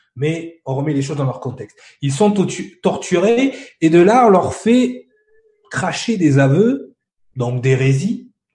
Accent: France; en tant que Français

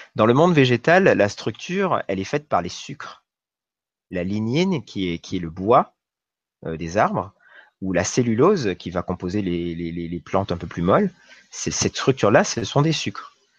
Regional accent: New Caledonia; j'ai grandi en Nouvelle-Calédonie

